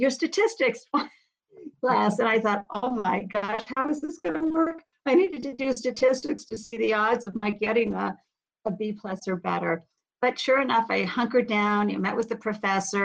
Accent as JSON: {"language": "English", "town": "Boston", "region": "Massachusetts", "country": "United States", "tie": "born or raised there", "also_born_or_lived": "New England", "said": "I grew up outside of Boston and, you know, throughout New England, but primarily the greater Boston area"}